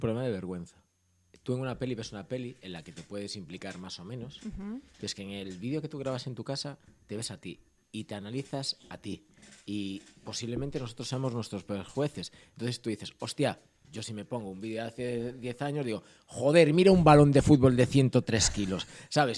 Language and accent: Spanish; Ourense, Galicia, Spain; moved away; yo soy de Urense